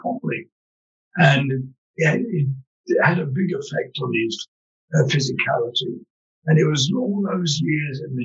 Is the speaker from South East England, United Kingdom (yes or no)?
no; London, United Kingdom; I grew up in London's East End